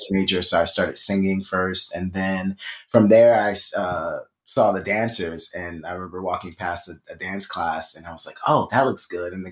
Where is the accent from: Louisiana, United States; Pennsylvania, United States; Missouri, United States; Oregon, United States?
Pennsylvania, United States; Philadelphia; so I'm from okay. Philadelphia, from Philly.